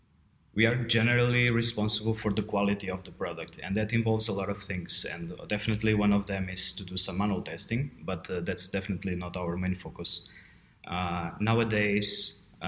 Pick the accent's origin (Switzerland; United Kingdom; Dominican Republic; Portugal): Portugal; moved away as an adult; also born or lived in Brno, Czech Republic; now in Prague, Czech Republic; I'm from Portugal, but I've been living in the Czech Republic for a long time. It's been 11 years now.